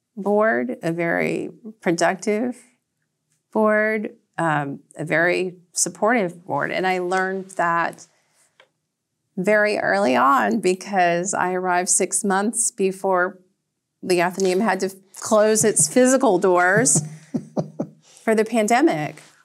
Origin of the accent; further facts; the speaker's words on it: Red Clay, Georgia, United States; moved away as an adult; now in Nantucket, United States; I grew up in an area known as Red Clay, Georgia